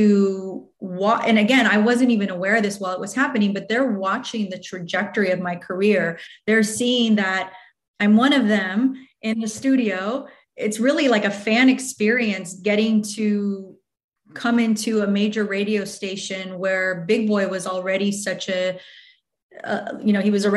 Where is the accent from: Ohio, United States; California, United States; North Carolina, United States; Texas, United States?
California, United States; Riverside; I grew up in Riverside